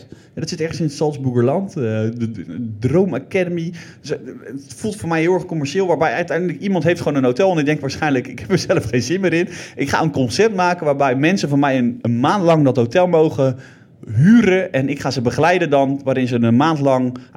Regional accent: Zeelandic Flanders, Netherlands; bij ons in Zils Vlaanderen

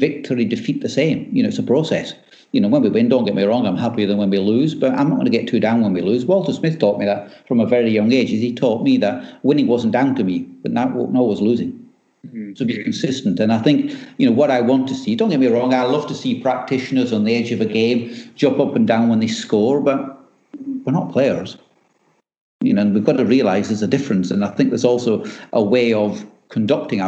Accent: Scotland, United Kingdom; I'm Scottish

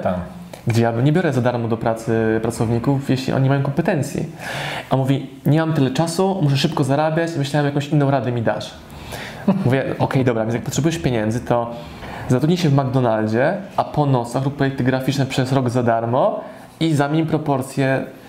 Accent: Poland; moved away; w mojej rodzinnej miejscowości

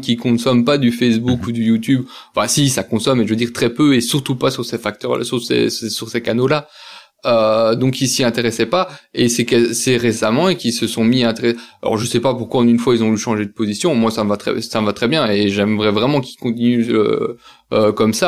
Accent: Belgium; je suis belge

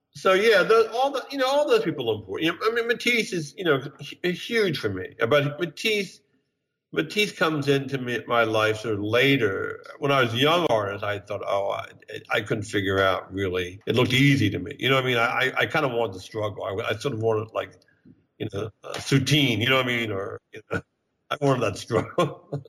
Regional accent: Bryn Mawr, Pennsylvania, United States; moved away as an adult; also born or lived in Kansas City; now in New York, United States; I grew up in Bryn Mawr, sort of wealthy neighborhood outside of Philadelphia, the main line

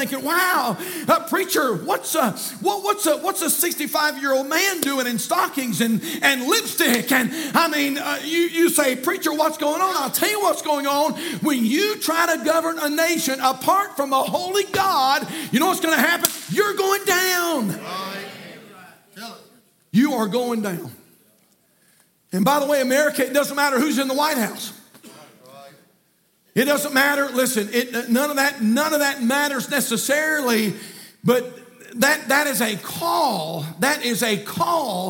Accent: United States; I am an American from the top of my head to the bottom of my feet.

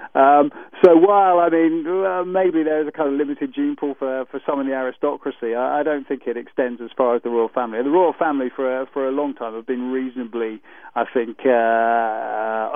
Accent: United Kingdom; we're a monarchy

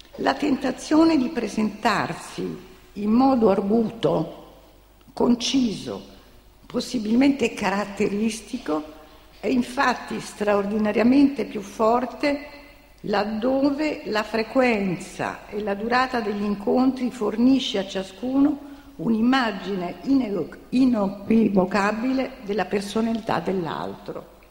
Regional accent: Naples, Campania, Italy; also born or lived in New York; io sono napoletana di origine

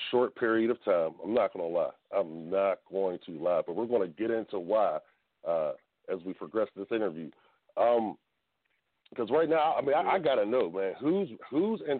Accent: Tampa, Florida, United States; now in Atlanta, United States; I'm from Tampa. Born and raised.

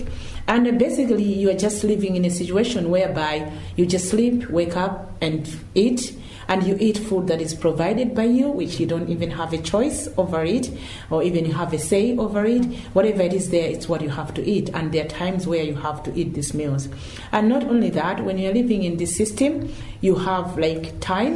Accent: Malawi; moved away as an adult; now in Ireland; I came from Malawi. I moved over here 8 years ago

